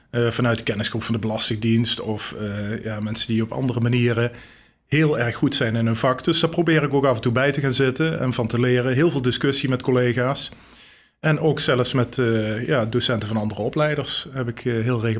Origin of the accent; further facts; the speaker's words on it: Geleen, Limburg, Netherlands; born there; Ik ben geboren in Geleen, Zuid-Limburg. Niet te horen.